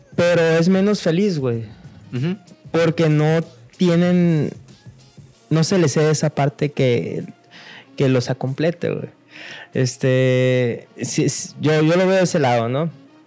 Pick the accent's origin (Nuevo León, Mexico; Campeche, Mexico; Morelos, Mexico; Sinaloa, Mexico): Sinaloa, Mexico; accent: Sinaloan; un sinaloense, a, pesar de que se burlan en, otros lugares de nuestro acento y cómo hablamos.